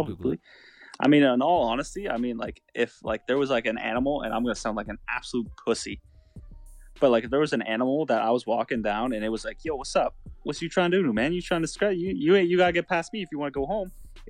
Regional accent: Canada; Dude, we're fucking Canadian

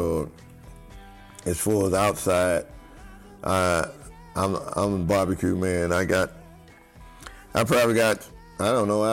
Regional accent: northern Louisiana, United States; my hometown

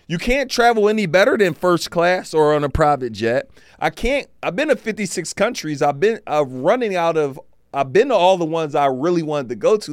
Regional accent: Philadelphia, Pennsylvania, United States; I'm from Philly

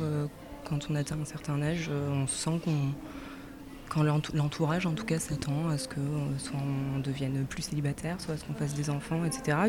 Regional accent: Arles, Provence-Alpes-Côte d'Azur, France; je suis d'Arles

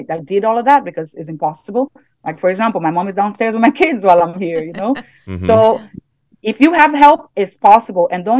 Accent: Brazil; English is a second language; moved away; I'm from middle class, you know, I'm from Brazil

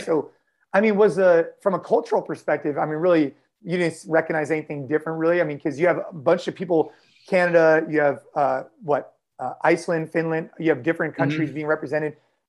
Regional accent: United States; being an American

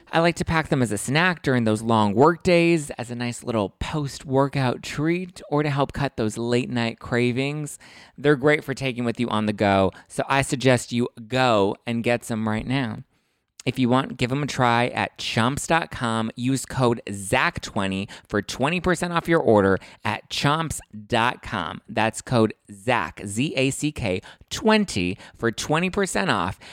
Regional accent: Los Angeles, California, United States; I'm from Lincoln Heights, which is technically East L A, that's where I grew up

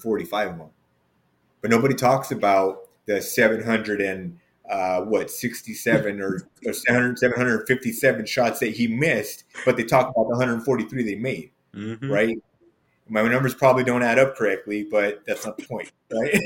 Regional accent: Los Angeles, California, United States; I'm from LA, born and raised

